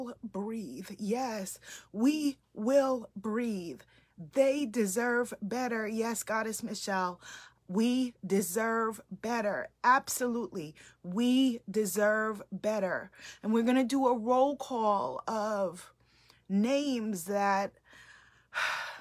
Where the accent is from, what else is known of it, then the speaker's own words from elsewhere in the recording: New York City, New York, United States; I grew up in New York City